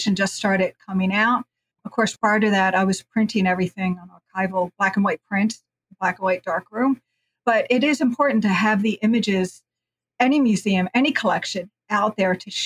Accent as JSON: {"language": "English", "area": "the North", "region": "Northern United States", "country": "United States", "moved": "yes", "lives_now": "New Orleans, United States", "said": "as a Northerner"}